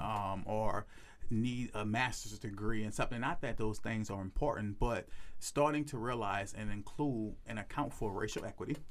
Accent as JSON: {"language": "English", "town": "New Orleans", "region": "Louisiana", "country": "United States", "said": "I'm from New Orleans"}